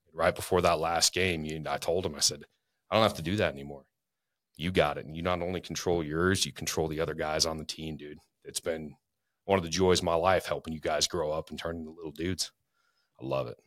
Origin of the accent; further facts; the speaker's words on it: Spokane, Washington, United States; also born or lived in Florida; now in North Idaho, United States; I grew up in Spokane, lived a lotta different places